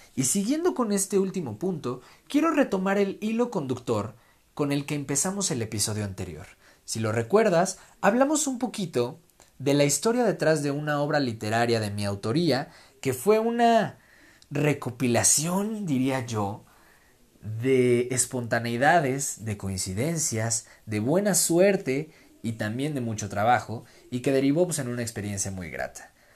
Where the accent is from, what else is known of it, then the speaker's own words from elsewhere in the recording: Mexico; para los que somos mexicanos